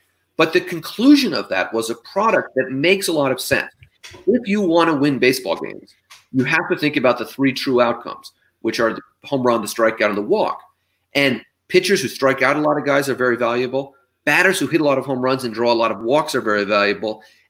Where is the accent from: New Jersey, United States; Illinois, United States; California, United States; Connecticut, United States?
California, United States; San Francisco; now in New York City, United States; although I was born here in New York City, I grew up in San Francisco.